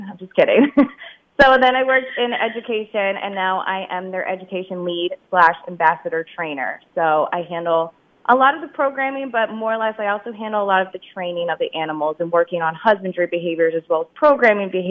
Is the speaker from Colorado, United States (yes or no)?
no; Pennsylvania, United States; Again, I'm also from the Lehigh Valley.